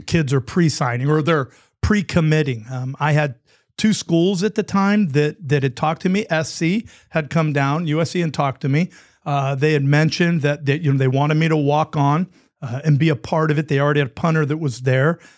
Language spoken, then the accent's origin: English; San Francisco Bay Area, California, United States; that was my hometown team